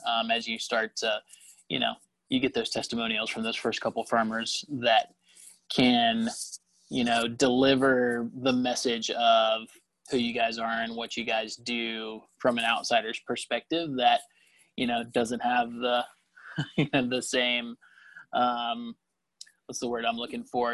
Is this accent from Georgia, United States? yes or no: yes; Lilburn, Georgia, United States; I grew up uh, here in Lilburn, so not too far away